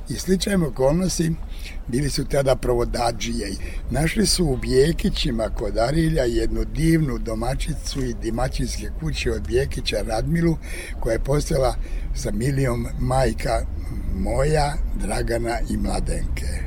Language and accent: Croatian; Gorjani, Zlatibor District, Serbia; između Užica i Požege u selu Gorjanima. Tamo ima negde preko 30 … gde smo mi dole u dolini Đetinje